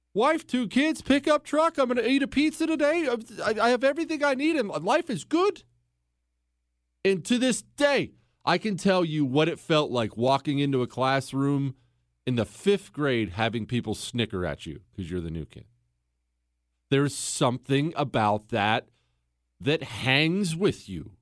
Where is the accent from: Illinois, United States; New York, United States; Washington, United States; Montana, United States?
Montana, United States; also born or lived in Ohio; we moved from Ohio to Montana when I was ten years old